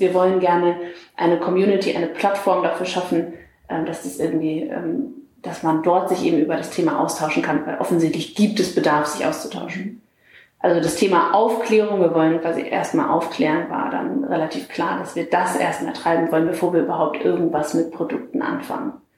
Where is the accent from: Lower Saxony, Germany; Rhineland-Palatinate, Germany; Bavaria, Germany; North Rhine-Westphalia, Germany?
Lower Saxony, Germany; Lüneburg Heath; moved away as an adult; also born or lived in Hamburg; now in Berlin, Germany; ich komme aus der Lüneburger Heide